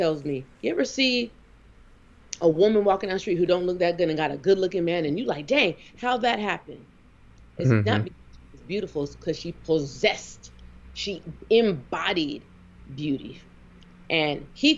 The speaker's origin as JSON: {"language": "English", "region": "the West", "country": "United States", "tie": "born or raised there", "also_born_or_lived": "the South", "moved": "yes", "said": "I was raised on the West"}